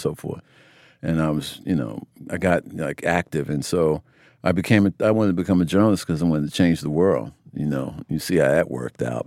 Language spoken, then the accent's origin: English; United States; I grew up in America